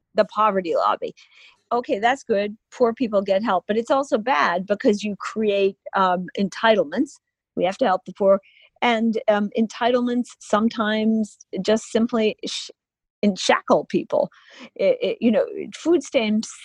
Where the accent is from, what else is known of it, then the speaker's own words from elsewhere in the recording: Illinois, United States; I'm from Illinois too, where he was from